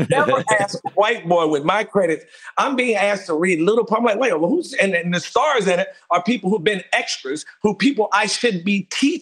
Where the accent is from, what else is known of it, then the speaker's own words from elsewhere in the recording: North Carolina, United States; moved away as an adult; now in California, United States; I was raised in North Carolina on a farm.